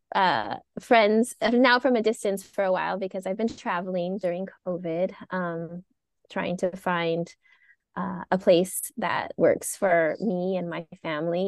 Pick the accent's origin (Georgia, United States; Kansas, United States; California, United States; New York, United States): California, United States; Whittier; I'm from Whittier